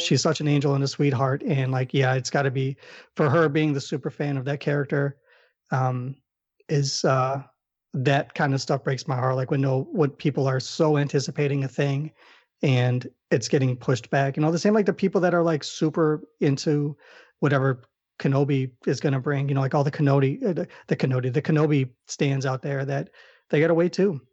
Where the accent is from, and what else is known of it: Chicago, Illinois, United States; accent: Chicago